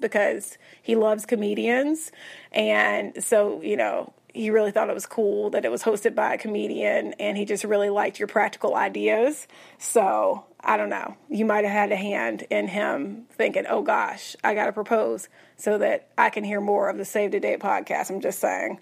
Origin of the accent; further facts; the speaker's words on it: Tennessee, United States; now in Texas, United States; I'm born and raised in Tennessee